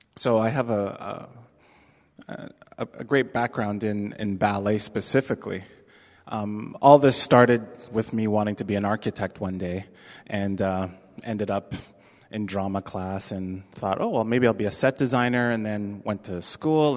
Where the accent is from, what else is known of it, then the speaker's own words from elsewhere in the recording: Toronto, Ontario, Canada; moved away as an adult; now in San Francisco, United States; I am from Toronto, Canada. That is my birthplace and uh, where my home and um, a lot of my family is.